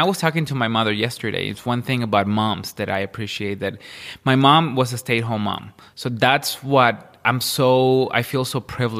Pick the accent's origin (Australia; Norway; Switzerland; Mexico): Mexico; Ciudad Juárez, Chihuahua; I'm from Chihuahua.